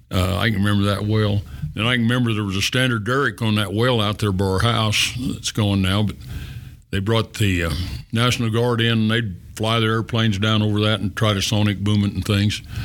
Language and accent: English; Rangely, Colorado, United States; also born or lived in Naturita, Colorado; I was three years old when we come here, I think. Mm-hmm four years old